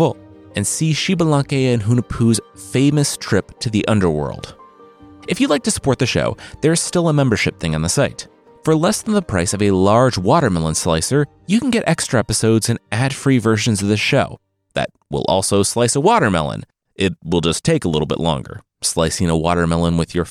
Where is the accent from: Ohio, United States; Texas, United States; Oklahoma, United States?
Ohio, United States; Loveland; I'm from Loveland, Ohio, home of the Loveland Frogman